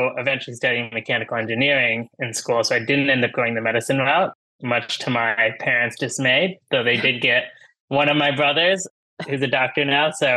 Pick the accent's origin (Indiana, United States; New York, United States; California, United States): Indiana, United States; Munster; So I grew up in a bit of a funky spot in Northwest Indiana called Munster, a small town